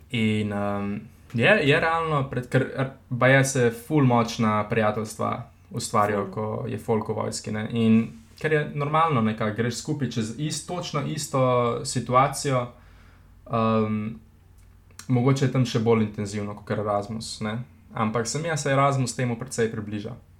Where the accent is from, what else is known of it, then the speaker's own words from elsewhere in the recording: Slovenia; Slovenci smo